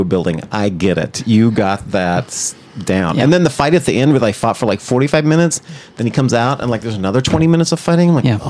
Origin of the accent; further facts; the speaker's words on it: Oklahoma, United States; So I'm from Oklahoma.